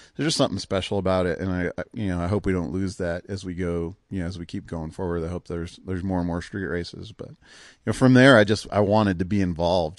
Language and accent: English; Cleveland, Ohio, United States; growing up in Cleveland